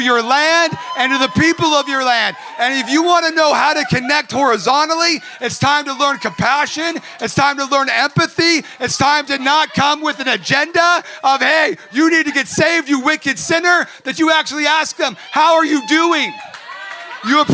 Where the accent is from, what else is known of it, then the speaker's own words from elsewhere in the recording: Orange County, California, United States; also born or lived in Redding, California; I grew up in Orange County.